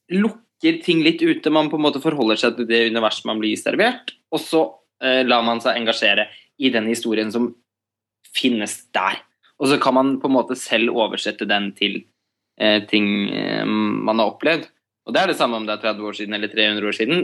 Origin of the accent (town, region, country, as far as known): Norway